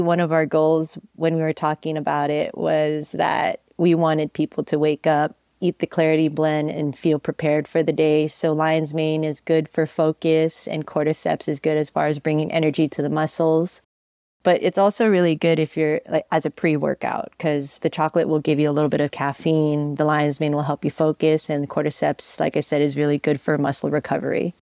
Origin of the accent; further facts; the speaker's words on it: San Francisco, California, United States; Born and raised in San Francisco